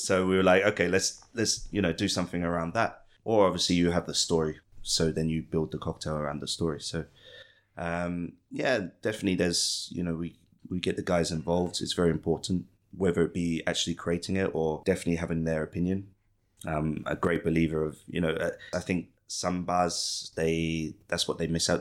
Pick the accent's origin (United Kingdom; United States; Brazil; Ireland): United Kingdom; Ipswich, East of England; also born or lived in London; now in Bangkok, Thailand; Ipswich, my hometown